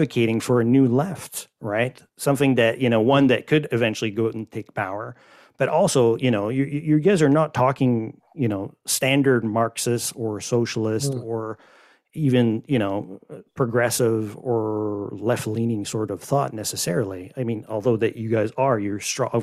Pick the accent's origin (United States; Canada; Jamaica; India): Canada; I'm Canadian